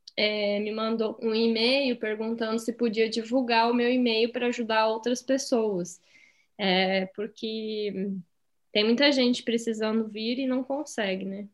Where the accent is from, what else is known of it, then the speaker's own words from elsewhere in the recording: Rio Grande do Sul, Brazil; moved away; eu sou do Rio Grande do Sul, eu sou gaúcha